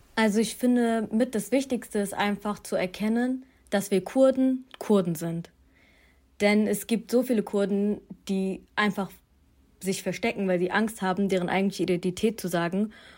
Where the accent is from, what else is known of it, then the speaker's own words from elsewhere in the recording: Duisburg, North Rhine-Westphalia, Germany; ich bin aufgewachsen in Duisburg-Marxloh